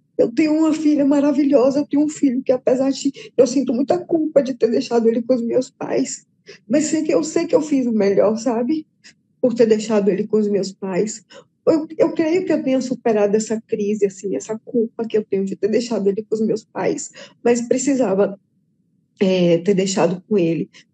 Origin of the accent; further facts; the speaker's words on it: Bahia, Brazil; moved away as an adult; now in João Pessoa, Brazil; eu morava na Bahia e tenho seis meses morando em João Pessoa, na Paraíba.